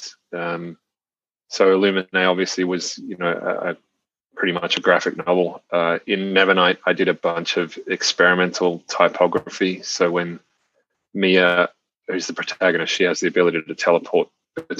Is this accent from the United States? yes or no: no; Australia